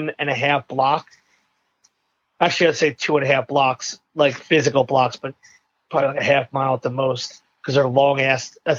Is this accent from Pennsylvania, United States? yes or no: yes; Philadelphia, Pennsylvania, United States; No, I was born in a hospital called St. Mary's, which was in the neighborhood of Fishtown.